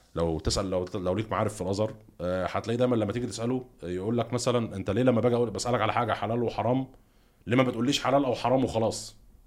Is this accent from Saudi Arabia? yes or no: no; Egypt; احنا مثلا صحينا كلنا كمصريين ال 110 مليون